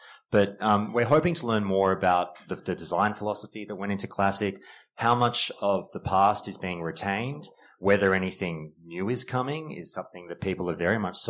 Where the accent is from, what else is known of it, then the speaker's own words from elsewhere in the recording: Australia; I'm here all the way from Australia